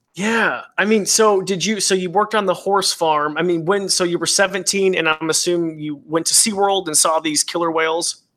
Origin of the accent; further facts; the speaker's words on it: Idaho, United States; I grew up in Idaho